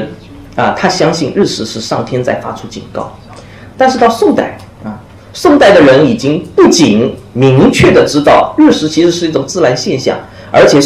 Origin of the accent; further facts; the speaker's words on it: China; 人是从我们中国人是从什么时候开始相信学习历史是可以帮助你